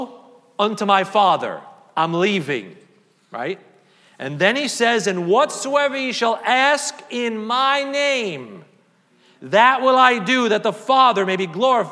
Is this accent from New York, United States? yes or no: yes; New York City, New York, United States; growing up in Staten Island